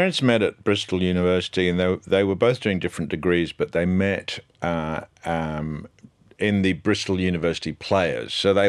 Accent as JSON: {"language": "English", "country": "Nigeria", "said": "I'm Nigerian. I'm actually Nigerian."}